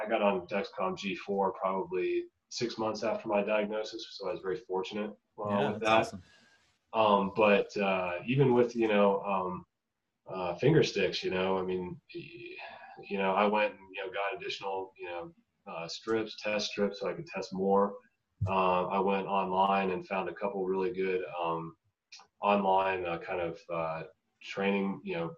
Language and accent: English; the South, United States; I grew up in the South